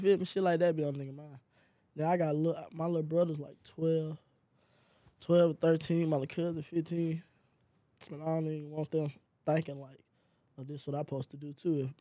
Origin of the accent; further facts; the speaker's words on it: Mobile, Alabama, United States; Mobile made me who I am. I gotta stay connected to Mobile